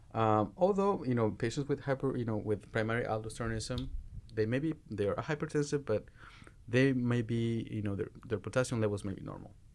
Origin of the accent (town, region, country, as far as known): Mexico; born or raised there; moved away as an adult; also born or lived in Jalisco; now in United States